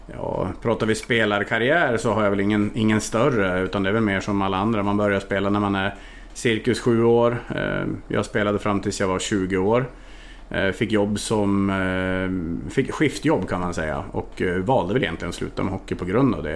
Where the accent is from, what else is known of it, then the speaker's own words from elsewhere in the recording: Härnösand, Västernorrland County, Sweden; also born or lived in Norway / Budapest, Hungary / Transylvania, Romania; now in Linghem, Sweden; Jag är född och uppvuxen i en av, eller en av Sveriges finaste sommarstäder, Härnösand